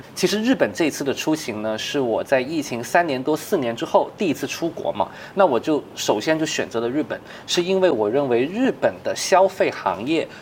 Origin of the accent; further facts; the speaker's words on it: China; 其实我们中国人更领先的